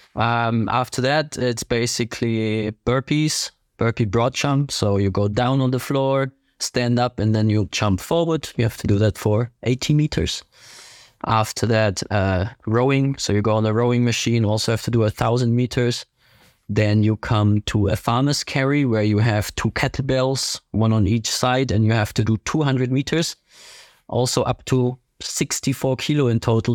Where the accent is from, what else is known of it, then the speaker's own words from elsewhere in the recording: Ingolstadt, Bavaria, Germany; English is a second language; now in Herzogenaurach, Germany; I am from Ingolstadt in Germany, southern Germany. Currently live in Herzogenaurach, close to Nuremberg.